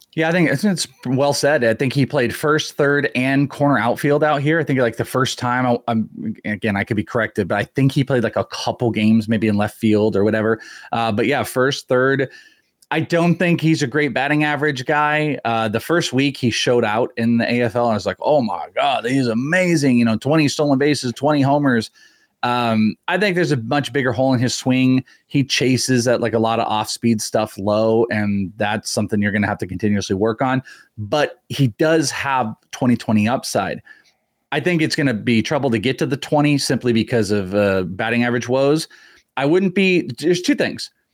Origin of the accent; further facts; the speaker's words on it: Bay Area, California, United States; I grew up in the Bay Area